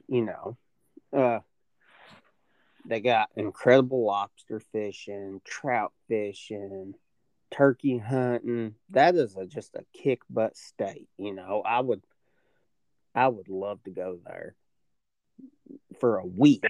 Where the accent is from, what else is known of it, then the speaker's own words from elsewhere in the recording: Indiana, United States; moved away; I grew up some in Indiana